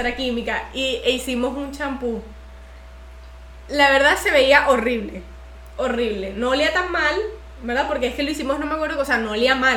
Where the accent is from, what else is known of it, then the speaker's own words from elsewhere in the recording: Venezuela; moved away as an adult; yo apenas terminé el colegio me, me mudé de Venezuela.